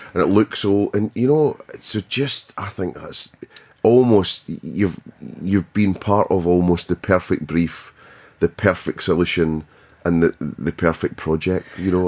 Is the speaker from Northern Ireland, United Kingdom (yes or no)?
no; Scotland, United Kingdom; being Scottish